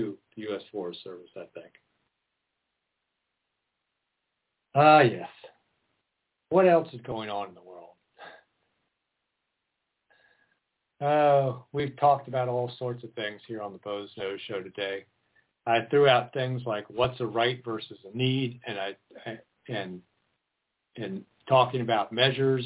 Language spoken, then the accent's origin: English; Maryland, United States; now in Oregon, United States; I'm originally from Maryland